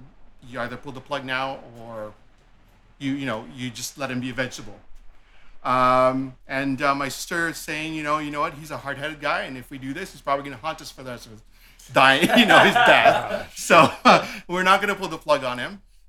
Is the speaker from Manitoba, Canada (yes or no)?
no; Toronto, Ontario, Canada; also born or lived in Philippines; I was born in the Philippines. I came here early on in life, probably around grade 7, grade 8 was when I came to Canada, or emigrated to Canada. I grew up in the east end of Scarborough, Malvern to be exact.